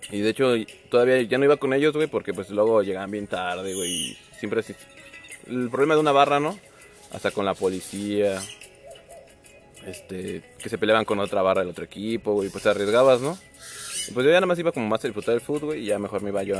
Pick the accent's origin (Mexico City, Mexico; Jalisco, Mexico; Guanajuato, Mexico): Guanajuato, Mexico; Celaya; Yo soy el de Celaya, güey.